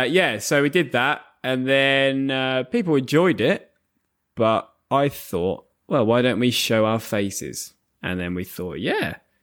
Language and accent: English; England, United Kingdom; Like, as another example, I'm from England. If I said something like, we have the best football league in the world, that would be a biased thing to say because I'm from England.